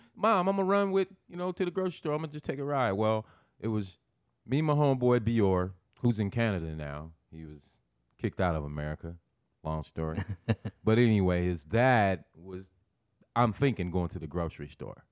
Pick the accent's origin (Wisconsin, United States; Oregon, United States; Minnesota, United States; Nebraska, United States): Nebraska, United States; I'm from Nebraska, but I've never been on a farm.